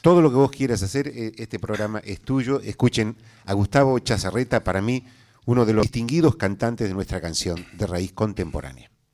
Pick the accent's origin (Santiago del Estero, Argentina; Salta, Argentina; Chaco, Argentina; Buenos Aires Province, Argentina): Santiago del Estero, Argentina; nosotros los santiagueños